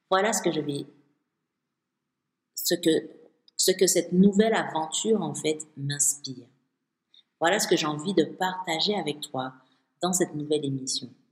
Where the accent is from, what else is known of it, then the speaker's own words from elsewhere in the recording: Martinique; Chez moi, à Martinique